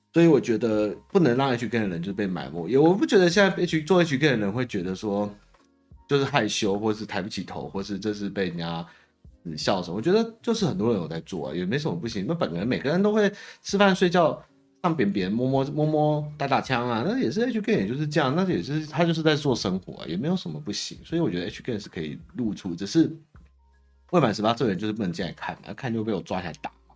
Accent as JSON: {"language": "Chinese", "country": "Taiwan", "said": "我们台湾人"}